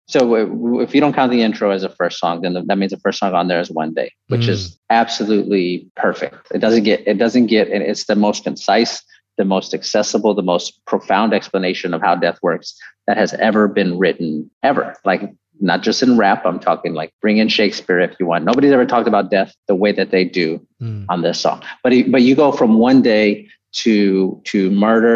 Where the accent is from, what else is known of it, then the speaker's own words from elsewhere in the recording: San Antonio, Texas, United States; also born or lived in Houston; I grew up in San Antonio